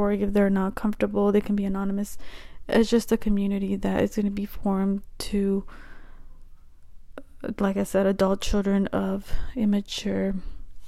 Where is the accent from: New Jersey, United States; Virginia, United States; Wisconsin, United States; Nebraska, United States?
Nebraska, United States; the Midwest, a small town in; I'm from the Midwest, a small town in Nebraska